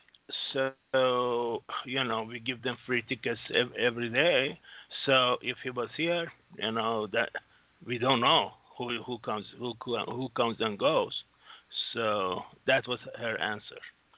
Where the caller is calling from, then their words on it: Singapore; … from Singapore.